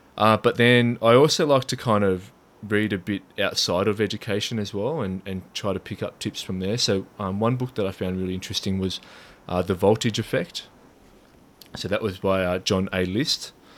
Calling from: New South Wales, Australia; I'm on the Lower Blue Mountains in New South Wales.

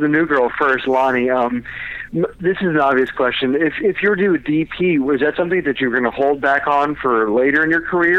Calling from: Orlando, Florida, United States; calling in from Orlando.

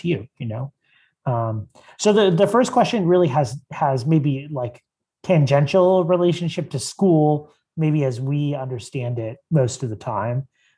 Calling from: Conshohocken, Pennsylvania, United States; I'm joining from Conshohocken, Pennsylvania. Lovely dwelling by the river.

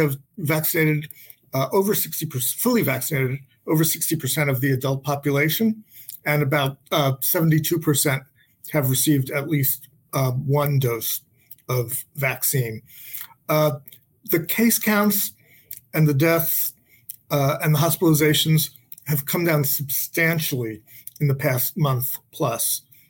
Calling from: Boston, Massachusetts, United States; I am calling from Boston, Massachusetts

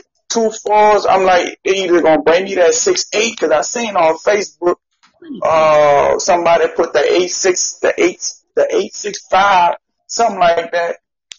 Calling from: Louisiana, United States

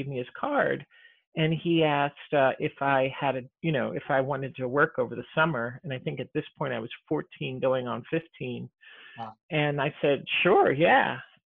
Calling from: Seattle, Washington, United States; At home, from Seattle.

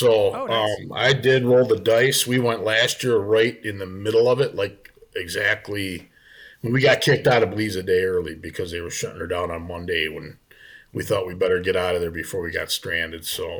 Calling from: Monticello, Minnesota, United States; I'm in Monticello, so I'm in Monticello, Minnesota, which is about an hour northeast of the Twin Cities.

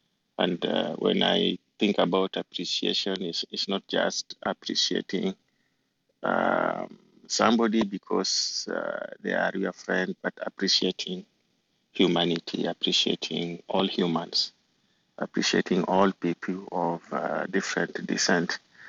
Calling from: New Jersey, United States; I'm joining you from the East Coast, from New Jersey.

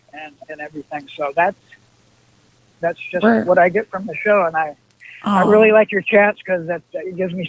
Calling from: Salt Lake City, Utah, United States; I am in Salt Lake City.

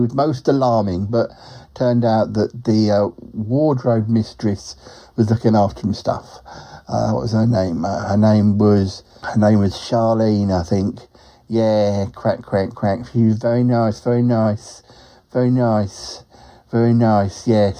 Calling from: Australia; Yes, I'm calling from Australia.

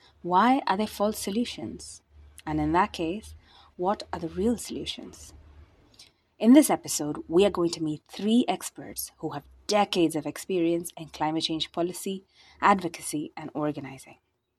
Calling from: India; I'm speaking from India

